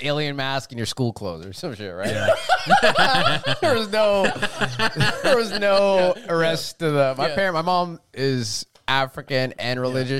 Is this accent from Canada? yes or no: yes; Canada; Nobody respected me as a Canadian and American in America